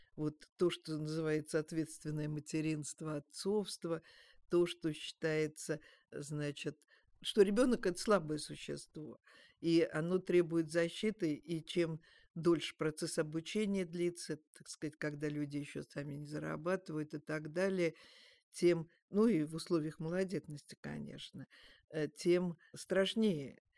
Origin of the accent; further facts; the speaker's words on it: Moscow, Russia; меня, как коренную москвичку